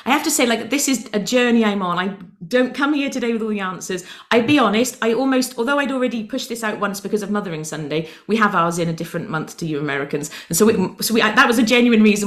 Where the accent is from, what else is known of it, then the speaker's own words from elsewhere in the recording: United Kingdom; I'm British